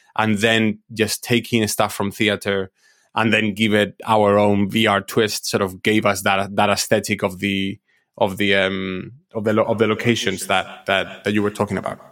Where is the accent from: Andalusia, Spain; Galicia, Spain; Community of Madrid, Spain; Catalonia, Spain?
Community of Madrid, Spain; Madrid; I'm, I'm originally from Spain, from, I, I was born in Madrid and I grew up in Madrid.